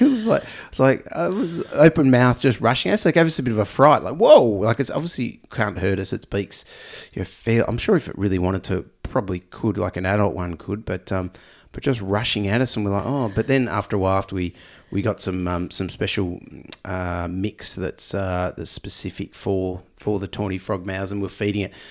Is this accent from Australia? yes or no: yes; Australia; accent: Aussie; I'm extra Aussie nasal tone at the moment